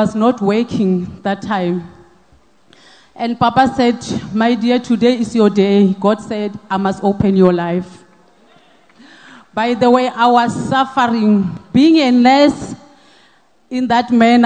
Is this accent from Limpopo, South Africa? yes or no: yes; Mokopani, Limpopo, South Africa; I'm originally from Limpopo, Polokwane, Mokopani